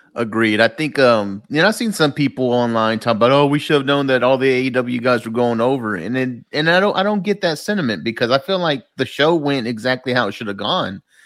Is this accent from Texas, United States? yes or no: yes; Dallas, Texas, United States; Coming live to you from Dallas, Texas, man. This is my hometown, my home state